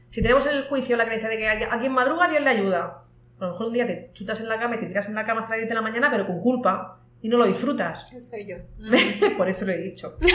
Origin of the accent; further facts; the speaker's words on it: Spain; moved away as an adult; now in Latin America; te hablaba antes de cuando me vine de España para acá, pues yo me justificaba y decía, no, no, me quiero ir a América Latina por la deuda histórica que tenemos